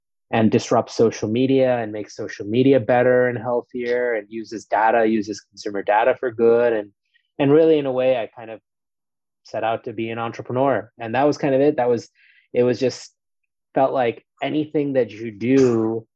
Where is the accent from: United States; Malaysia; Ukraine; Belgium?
United States; New York City, New York; also born or lived in India; I grew up in New York City. I'm originally from India, but moved to the States when I was four, and grew up in New York City and in New York State